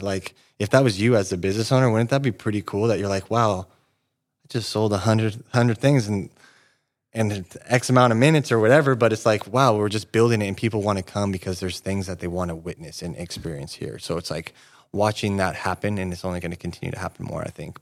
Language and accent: English; Yreka, California, United States; moved away as an adult; now in Redding, United States; I grew up in Wairika, um, eighteen years living there.